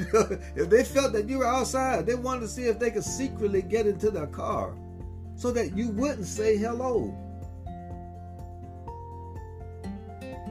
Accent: Southern United States, United States; moved away; So 27 years later, I made the decision to return back to my hometown

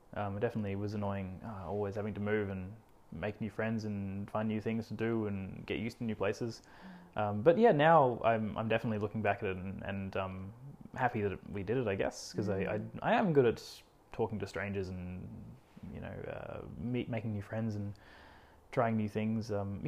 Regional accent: Cairns, Queensland, Australia; born there; But yeah, I was born in Cairns.

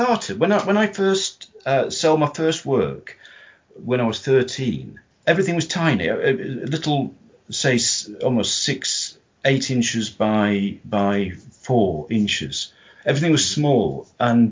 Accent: Yorkshire and the Humber, United Kingdom; now in Derbyshire, United Kingdom; being a Yorkshireman

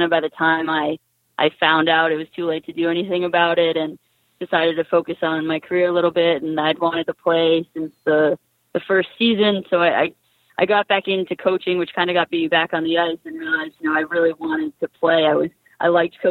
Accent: Massachusetts, United States; also born or lived in Boston; growing up, I'm from Massachusetts

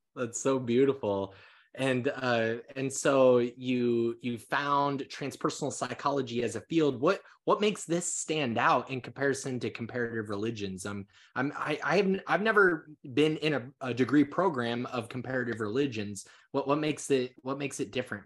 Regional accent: Council Bluffs, Iowa, United States; moved away; also born or lived in California; I was born and raised in Council West, Iowa

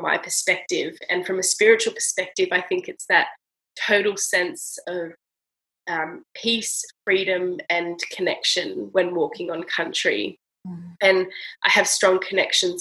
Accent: Australia; I'm from Australia

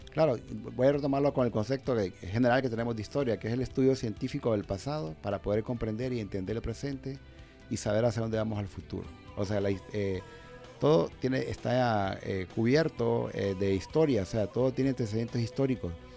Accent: Honduras; como hondureños que somos, tenemos que conocer pues nuestros, nuestras raíces

